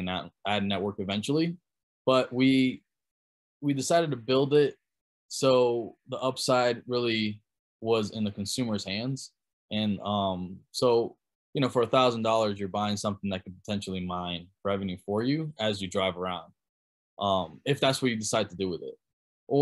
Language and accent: English; Germany; moved away; I grew up in Germany, so I spent most of my formative years there